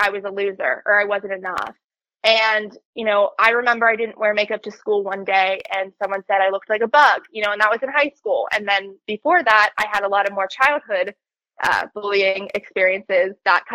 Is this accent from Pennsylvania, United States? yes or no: yes; Pittsburgh, Pennsylvania, United States; I'm from Pittsburgh, Pennsylvania